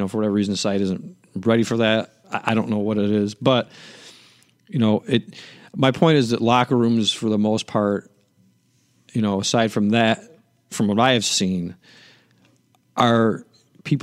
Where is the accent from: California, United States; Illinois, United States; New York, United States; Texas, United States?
Illinois, United States; Chicago; I'm from Chicago